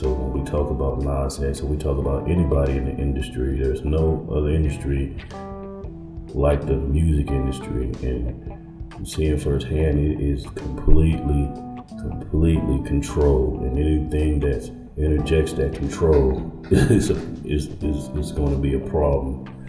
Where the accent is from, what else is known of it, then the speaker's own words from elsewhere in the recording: California, United States; I came here from California, so I was exposed to a lot with the industry